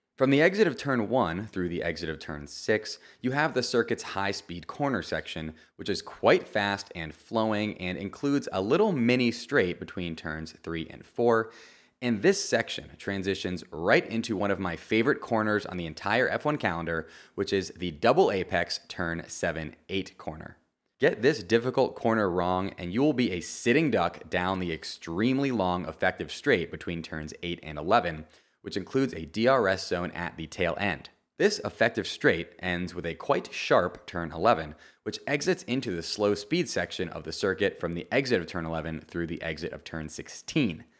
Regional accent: Florida, United States; this is my home Grand Prix as I am from Florida

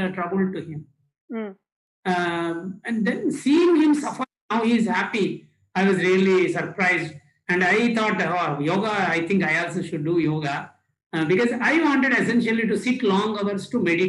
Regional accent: India; from India

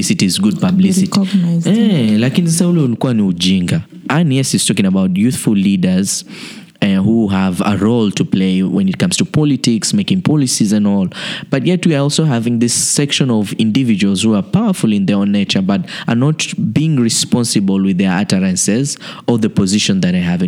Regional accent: Kenya; being a Kenyan

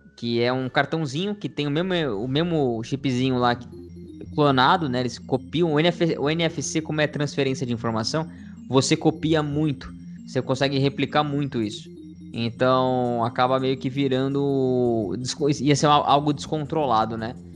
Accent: Brazil; a gente nasceu no Brasil

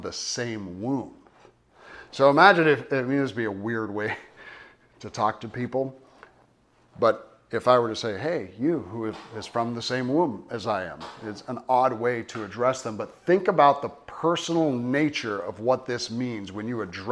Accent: United States; we're Americans

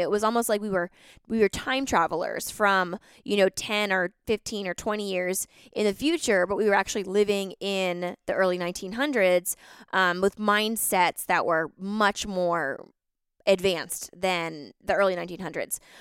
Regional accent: East Coast, United States; I grew up on the East Coast

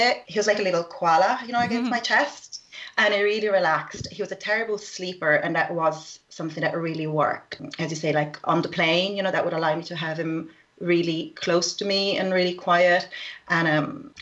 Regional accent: Rome, Lazio, Italy; I am from Rome

